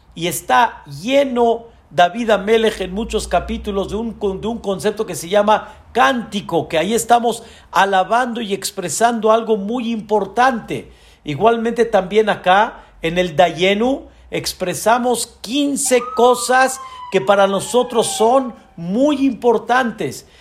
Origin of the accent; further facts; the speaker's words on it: Mexico; la mentalidad de nuestro país